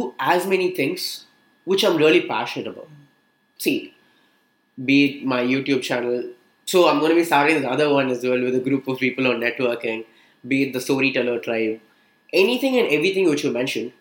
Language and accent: English; Chennai, Tamil Nadu, India; Born and brought up in Chennai, your typical Chennai boy